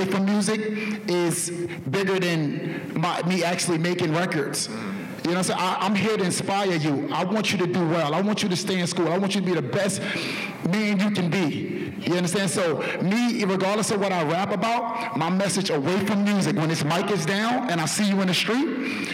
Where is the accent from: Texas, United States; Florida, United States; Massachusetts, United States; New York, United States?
New York, United States; New York City; I'm from East New York